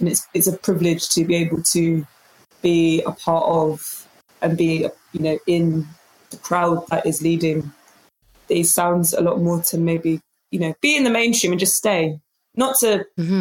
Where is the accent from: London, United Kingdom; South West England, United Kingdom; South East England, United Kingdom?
London, United Kingdom; I am from London